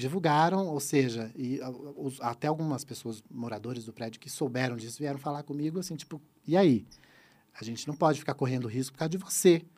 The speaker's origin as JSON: {"language": "Portuguese", "region": "Santa Catarina", "country": "Brazil", "said": "eu sou do sul, eu sou de Santa Catarina."}